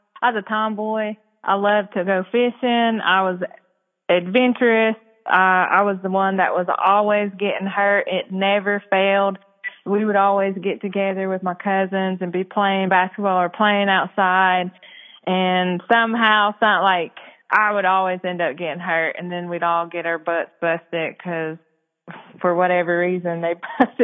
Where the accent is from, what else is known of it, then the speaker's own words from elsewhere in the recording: Cherokee, North Carolina, United States; also born or lived in Germany; I am from Cherokee, North Carolina, presently live in Cherokee, North Carolina.